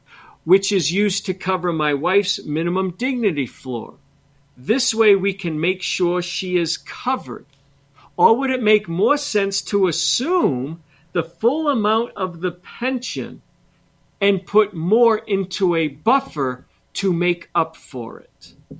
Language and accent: English; Montrose, Colorado, United States; And I grew up in Montrose.